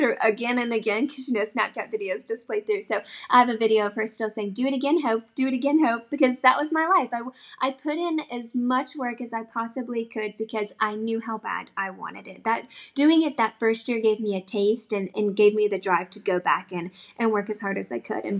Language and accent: English; South Carolina, United States; I am from South Carolina